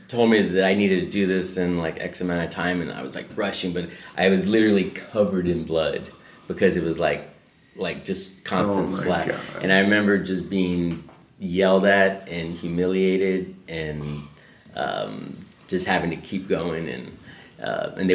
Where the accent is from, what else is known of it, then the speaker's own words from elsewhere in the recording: San Antonio, Texas, United States; moved away as an adult; also born or lived in Austin, Texas; now in Los Angeles, United States; I left San Antonio, was in Austin